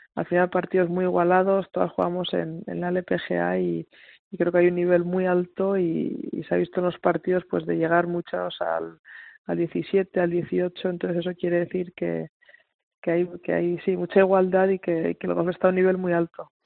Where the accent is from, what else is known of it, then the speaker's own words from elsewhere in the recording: Pamplona, Navarre, Spain; siendo Navarra y de Pamplona